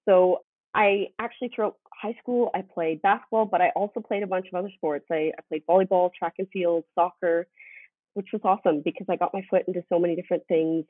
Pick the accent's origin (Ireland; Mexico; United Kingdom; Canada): Canada; Richmond, British Columbia; moved away as an adult; also born or lived in Calgary, Alberta; I was born and raised in Richmond, BC